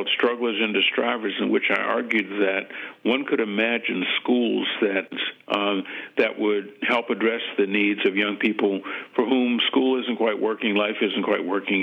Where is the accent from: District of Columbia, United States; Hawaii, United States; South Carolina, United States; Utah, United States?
District of Columbia, United States; Washington; also born or lived in New Haven; growing up in Washington, D.C.